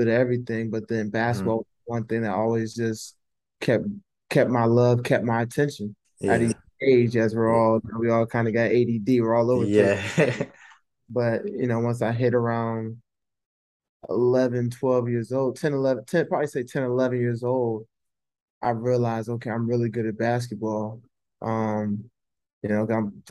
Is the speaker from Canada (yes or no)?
no; Louisville, Kentucky, United States; I was born in Louisville. My dad played at Louisville